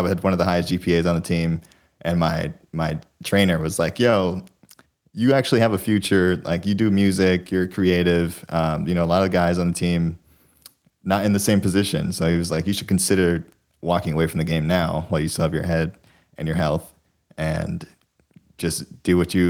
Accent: St. Paul, Minnesota, United States; moved away as an adult; Love the Twin Cities. Born and raised me. It was great. I left when I was 18 to go play football at the University of Wyoming.

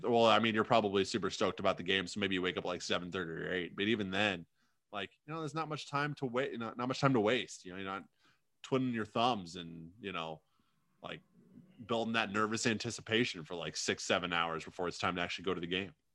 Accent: United States; we have a minor league hockey team in my hometown, the Quad City Mallards

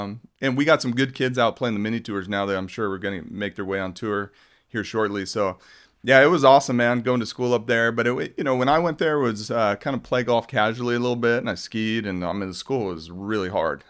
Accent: Globe, Arizona, United States; I grew up in Globe, Arizona, which is a mining town

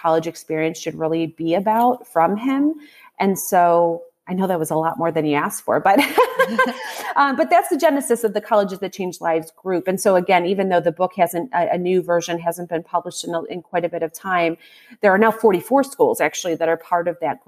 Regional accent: Ohio, United States; my home state. Ohio has 5 schools

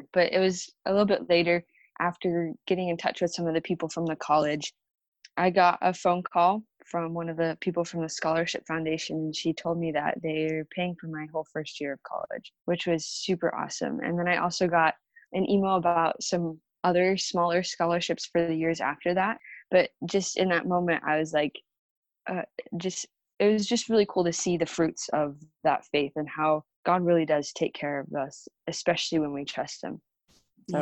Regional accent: Arizona, United States; I'm from Arizona

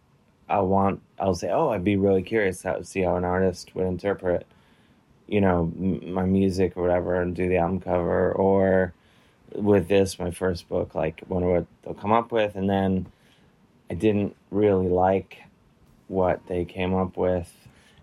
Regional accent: Cleveland, Ohio, United States; moved away as an adult; now in New York, United States; I was born in Cleveland. I lived in Cleveland most of my life. And I moved here to New York 9 years ago

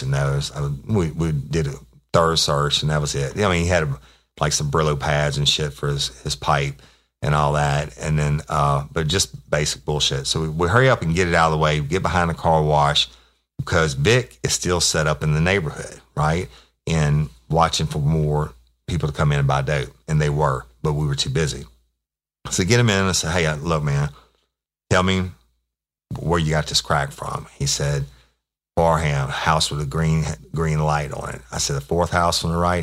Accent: Louisiana, United States; in Louisiana, we have parishes, not counties

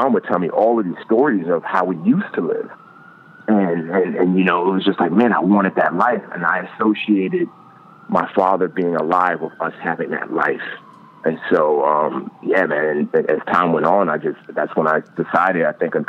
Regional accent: New York City, New York, United States; growing up in the Bronx in the hood

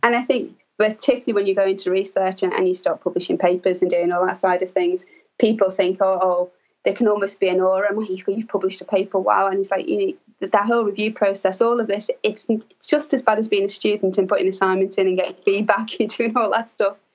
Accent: Liverpool, North West England, United Kingdom; I grew up in Liverpool, which is a large city in England

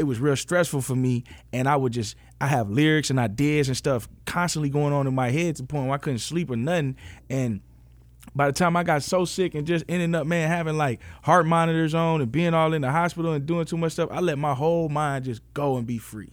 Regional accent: Memphis, Tennessee, United States; moved away; also born or lived in Los Angeles / Michigan / Atlanta; I grew up in Memphis. I moved to L

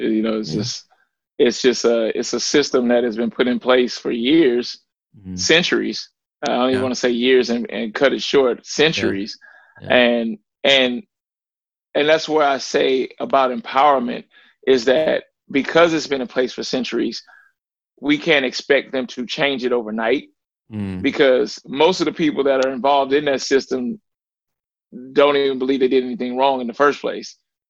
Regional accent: the South, United States; I grew up in the South. I was also a butcher at one point in my life.

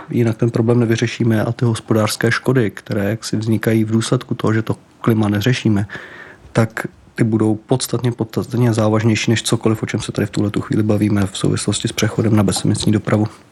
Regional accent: Czechia; jako Češi

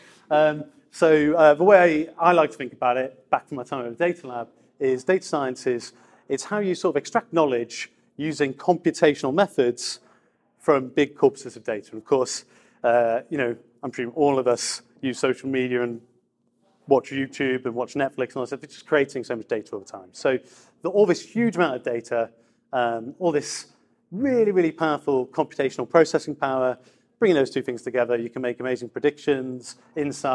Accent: Grimsby, Yorkshire and the Humber, United Kingdom; moved away as an adult; also born or lived in London; now in Edinburgh, United Kingdom; I'm from Grimsby.

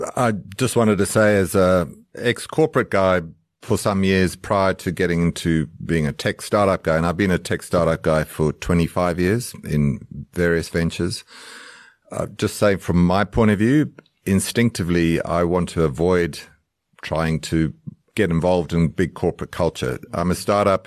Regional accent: Zimbabwe; also born or lived in United Kingdom / Australia / United States; now in South Africa; I grew up in Zimbabwe, so I'm coming back home to my African heritage

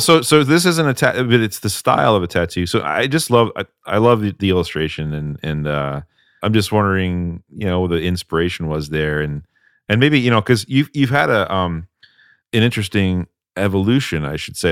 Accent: Vermont, United States; now in Salem, United States; I grew up in Vermont

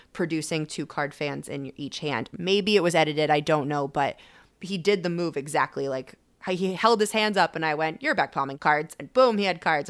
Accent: Connecticut, United States; moved away as an adult; also born or lived in Boston / Las Vegas; now in Los Angeles, United States; I'm from Connecticut, and I was living in Boston when I went full-time, and then moved out to Vegas, and then eventually Los Angeles.

